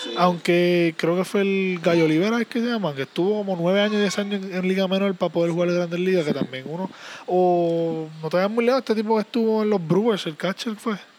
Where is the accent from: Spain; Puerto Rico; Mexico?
Puerto Rico; San Juan; nací en Santurce, pero pues, uno que es Santurce, mi papá es de Cagua